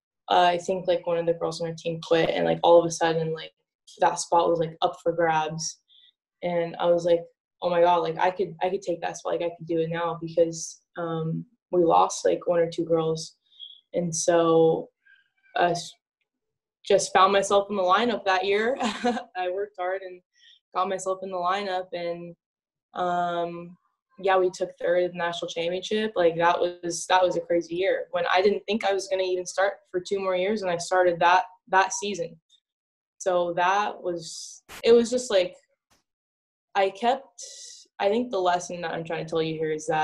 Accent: Northern California, United States; moved away; I was from Northern California, right? Like there's no beaches there

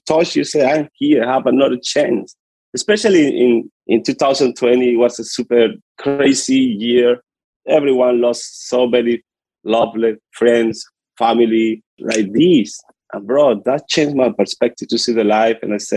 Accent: Puerto Cabello, Carabobo, Venezuela; English is a second language; moved away; I'm from Venezuela. I come from a small city called Puerto Cabello in the coast of Venezuela. Yeah. It's a small city and a little poor. I come from a poor hood from Venezuela. This is where I'm growing up.

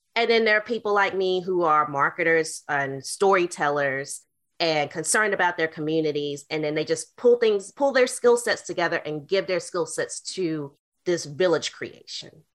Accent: Greensboro, North Carolina, United States; also born or lived in Kansas City / Baltimore / Washington, D.C.; now in Oxon Hill, Maryland, United States; I'm originally from Greensboro, North Carolina.

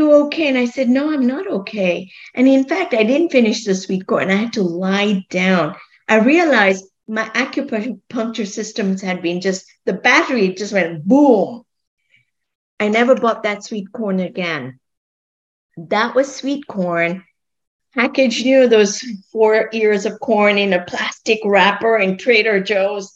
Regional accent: Kenya; moved away as an adult; also born or lived in Scotland / London; I grew up in Kenya, and I grew up eating a very favorite food, sweet corn

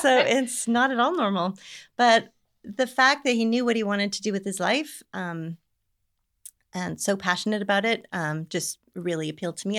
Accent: Canada; moved away as an adult; also born or lived in Bakersfield, California, United States; now in Scotland, United Kingdom; I'm originally from Canada, so, um, but I moved to Bakersfield when I was eighteen

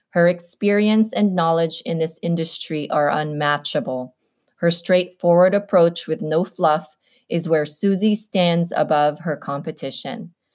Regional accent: Compton, California, United States; Well, I am straight out of Compton.

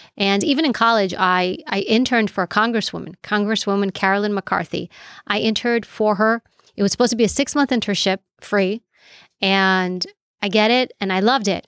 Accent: New York City, New York, United States; first language Greek; English is a second language; I grew up in New York City, and my parents were immigrated here from Europe, from Greece

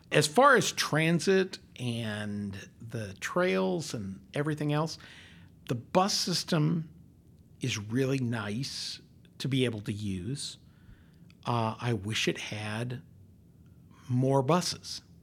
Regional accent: Longmont, Colorado, United States; now in Northwest Arkansas, United States; when I grew up in Colorado, you could stand on the front porch of my house in Longmont, Colorado

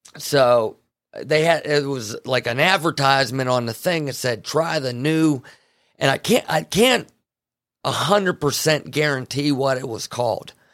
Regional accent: Farmville, Pennsylvania, United States; I'm from Farmville, Pennsylvania

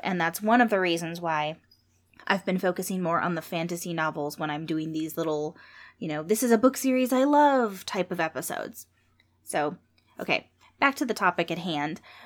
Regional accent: San Jose, California, United States; when I was growing up in San Jose

